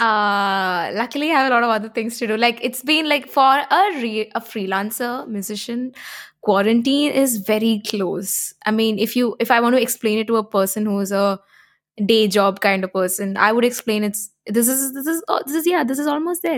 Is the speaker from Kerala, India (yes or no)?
yes; Kerala, India; I'm a South Indian, I'm from Kerala.